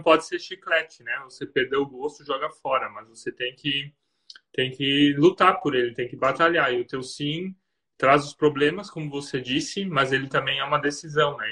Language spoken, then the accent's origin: Portuguese; Blumenau region, Santa Catarina, Brazil; moved away as an adult; also born or lived in Germany; now in Rio dos Cedros, Brazil; Eu sou do Sul, é. Nós somos da região de Blumenau, Santa Catarina